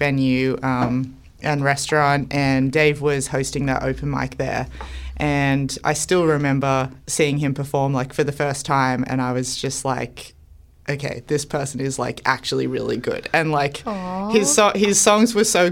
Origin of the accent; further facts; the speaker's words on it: Newcastle, New South Wales, Australia; moved away as an adult; also born or lived in Sydney / Canada; I'm from Newcastle.